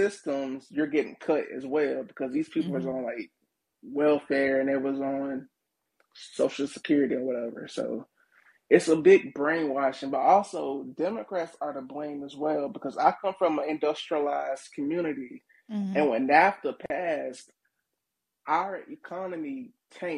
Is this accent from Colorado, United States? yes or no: no; Florida, United States; I'm actually from Florida, so DeSantis is actually my governor